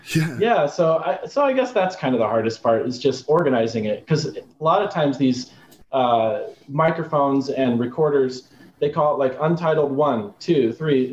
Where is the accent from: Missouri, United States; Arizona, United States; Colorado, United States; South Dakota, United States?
Arizona, United States; I grew up in Arizona